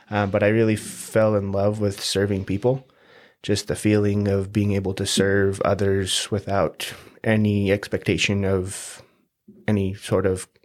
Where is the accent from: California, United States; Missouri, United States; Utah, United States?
Utah, United States; St. George; also born or lived in Salt Lake City / Hawaii; I was born in Salt Lake, raised here in St. George since I was about nine. We moved from Hawaii, so we, we did a lot of moving around.